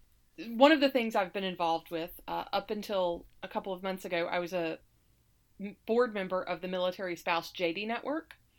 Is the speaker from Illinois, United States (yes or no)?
no; Alabama, United States; moved away as an adult; now in Saratoga Springs, United States; I grew up in Alabama, and my spouse was in the Navy